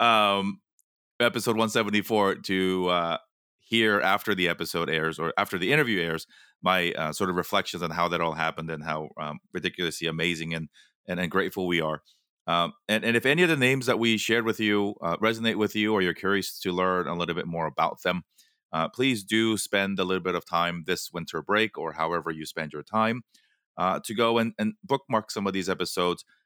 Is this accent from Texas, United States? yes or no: no; Los Angeles, California, United States; my hometown of Los Angeles